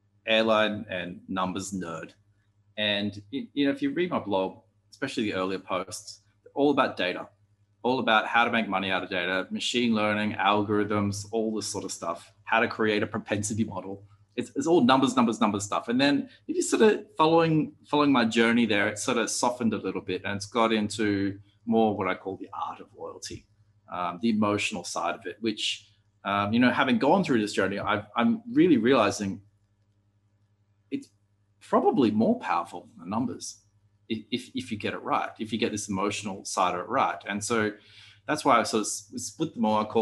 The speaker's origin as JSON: {"language": "English", "country": "Australia", "said": "being Australian"}